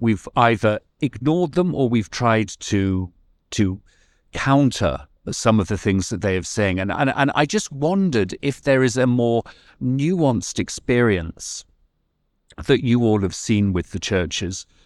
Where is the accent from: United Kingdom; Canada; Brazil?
United Kingdom; now in California, United States; I'm originally British